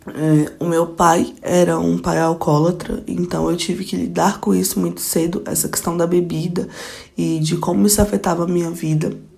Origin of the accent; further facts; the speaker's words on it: Goiânia, Goiás, Brazil; moved away as an adult; now in Brasília, Brazil; sou goiana, nascida de Goiânia mesmo, goianiense pé rachado, que moro em Brasília há 5 anos